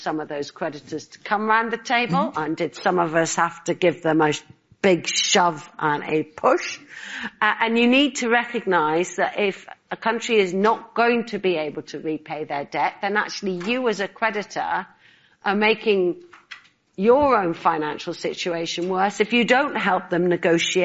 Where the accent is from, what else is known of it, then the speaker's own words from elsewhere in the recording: Northern Ireland, United Kingdom; I grew up in Northern Ireland. I spent my childhood in a part of the United Kingdom where we had conflict